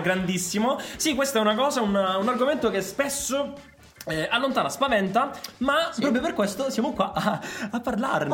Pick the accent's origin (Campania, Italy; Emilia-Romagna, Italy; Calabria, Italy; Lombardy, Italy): Calabria, Italy; siamo calabresi